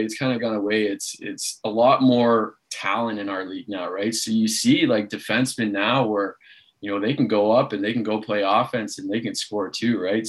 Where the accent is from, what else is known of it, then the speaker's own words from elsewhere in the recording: Toronto, Ontario, Canada; I coach the Toronto Beaches Junior A club, you know, back here from my hometown